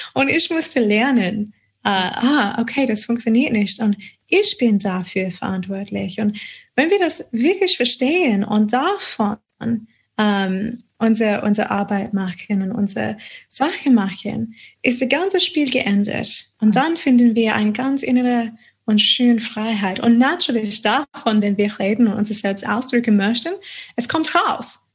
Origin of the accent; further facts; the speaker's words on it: Adelaide, South Australia, Australia; German is a second language; moved away as an adult; also born or lived in United States / Auckland, New Zealand / Odenwald, Germany; now in Germany; Und dann kam ich wieder zurück äh, nach Australien, nach Adelaide, meine Heimat.